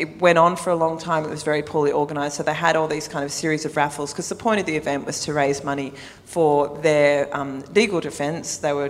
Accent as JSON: {"language": "English", "town": "Sydney", "region": "New South Wales", "country": "Australia", "tie": "born or raised there", "said": "I grew up on the North Shore."}